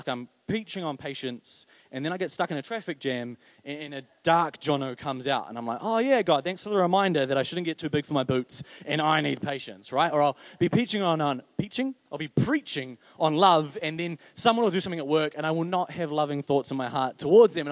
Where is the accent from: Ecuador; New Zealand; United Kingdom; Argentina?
New Zealand; I'm a New Zealander